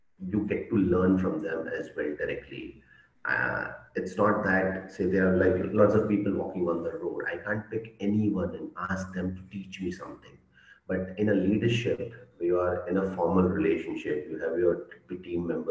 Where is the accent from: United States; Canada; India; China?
India; English is a second language; I'm from India